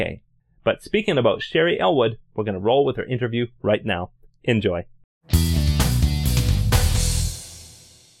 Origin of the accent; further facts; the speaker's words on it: Canada; As a Canadian, I always